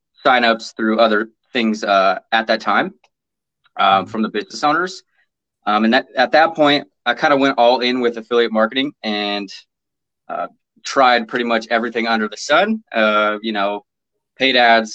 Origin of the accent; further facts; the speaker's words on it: Portland, Oregon, United States; now in Vancouver, United States; I've been born and raised in Portland, Oregon.